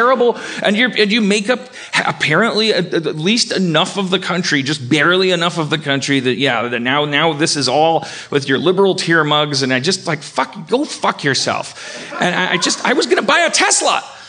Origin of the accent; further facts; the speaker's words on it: California, United States; I'm just saying, I'm a Californian.